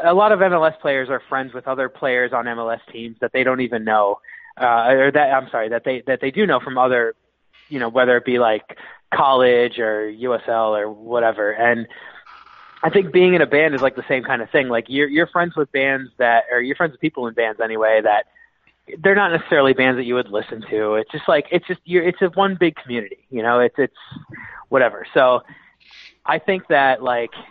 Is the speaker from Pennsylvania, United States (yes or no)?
yes; Philadelphia, Pennsylvania, United States; I was born on Broad Street in Philadelphia